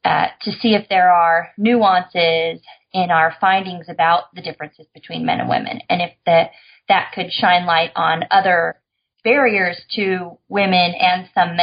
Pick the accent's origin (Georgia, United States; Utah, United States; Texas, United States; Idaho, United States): Idaho, United States; moved away as an adult; but I'm from Idaho. So I moved to California at 18 and have been lucky enough to get to stay here.